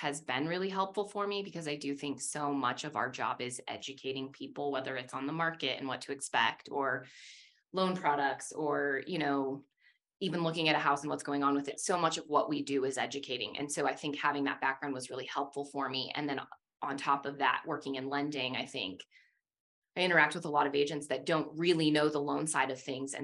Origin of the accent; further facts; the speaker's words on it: West Jordan, Utah, United States; also born or lived in Salt Lake City; I actually grew up in West Jordan specifically, and well, moved around a lot